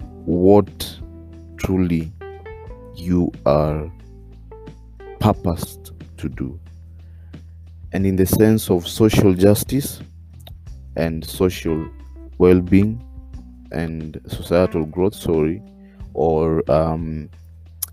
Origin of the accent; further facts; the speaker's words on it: Kenya; I'm Kenyan, very much Kenyan